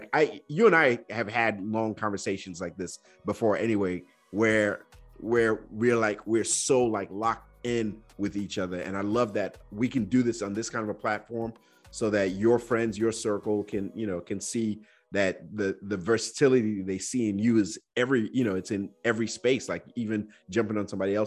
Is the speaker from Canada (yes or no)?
no; Nigeria; as a Nigerian kid, I was just afraid of my dad.